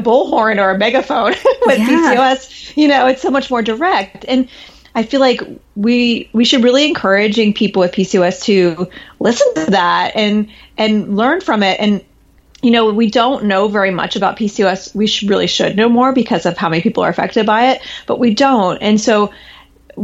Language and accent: English; Midwest, United States; I grew up in the Midwest where tornado alarms happened every Monday at noon